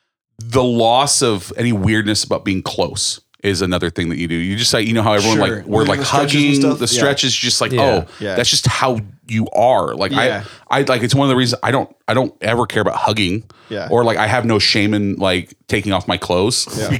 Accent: California, United States; But we're wrestlers from California

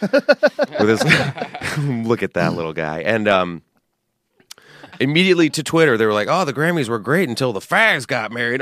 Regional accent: San Antonio, Texas, United States; I grew up in Texas

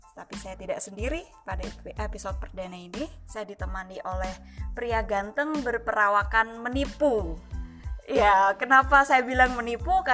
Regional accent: Java, Indonesia; Kebetulan karena saya Jawa, jadi saya ambil satu contoh saja Jawa supaya saya tahu bahasnya lebih dalam.

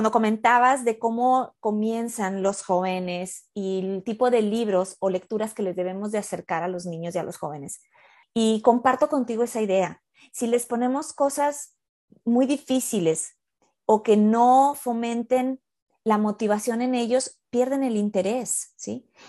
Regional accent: Mexico; now in United States; yo soy mexicana, yo vivo en Estados Unidos.

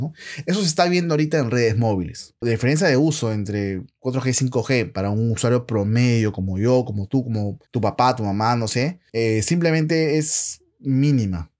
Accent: Lima, Peru; yo soy de Perú, soy de Lima

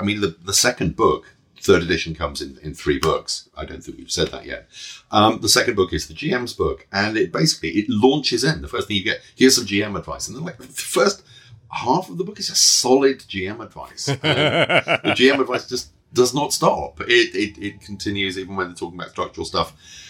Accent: United Kingdom; I'm British.

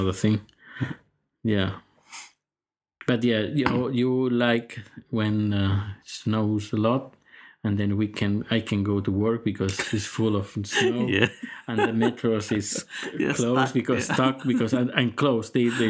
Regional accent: Spain; English is a second language; moved away as an adult; now in Sweden; I'm from Spain. I moved 9 years ago. And the English is not my first language

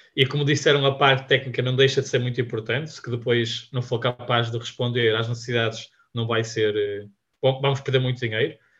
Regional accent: Vila Nova de Gaia, Norte, Portugal; nós somos da Gaia

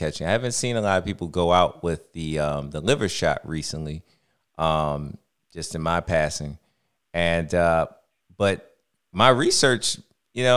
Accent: Baltimore, Maryland, United States; I'm from Baltimore. We're from Baltimore

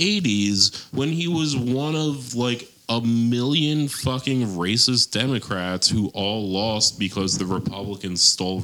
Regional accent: Ireland; I mean, as an Irishman

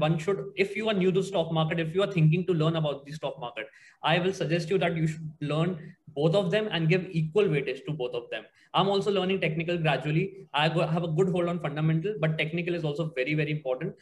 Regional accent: Agra, Uttar Pradesh, India; moved away; I'm from Agra

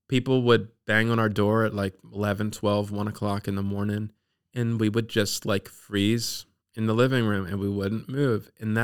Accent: Dundalk, Maryland, United States; also born or lived in Baltimore / Eastern Shore; Yeah, I was born in Baltimore. And grew up in the Dundalk area.

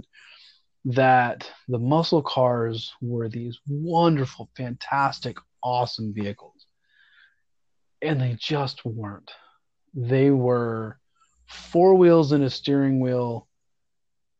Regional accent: the South, United States; I love growing up in the South. So growing up in the South

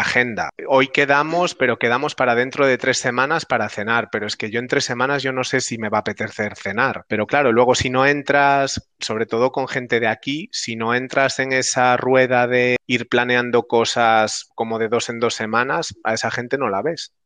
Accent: Pontevedra, Galicia, Spain; moved away as an adult; also born or lived in Ourense / Barcelona; now in Amsterdam, Netherlands; yo soy gallego, nací en Pontevedra, bueno, no, nací en Orense, eh, pero me crié en Pontevedra

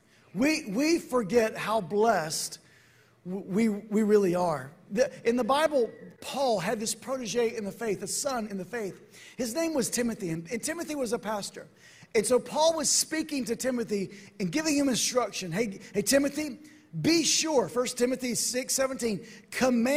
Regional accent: Atlanta, Georgia, United States; I'm from Atlanta

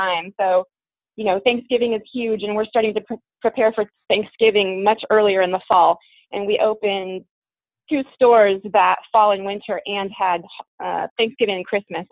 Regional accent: Eugene, Oregon, United States; now in Portland, United States; I grew up in Eugene. I've been in Portland for about 20 years

